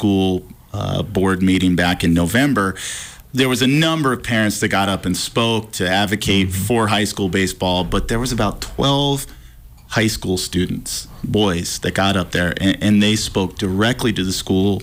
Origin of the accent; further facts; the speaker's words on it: Washington, United States; moved away as an adult; also born or lived in Oregon; now in Missoula, Montana, United States; I grew up in Washington